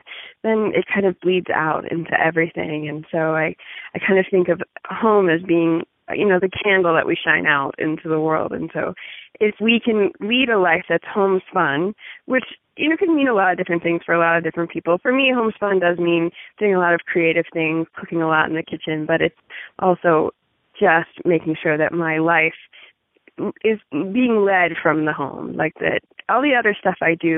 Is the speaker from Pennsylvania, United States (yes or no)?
yes; Pittsburgh, Pennsylvania, United States; moved away as an adult; now in Northwest Montana, United States; I'm originally from Pittsburgh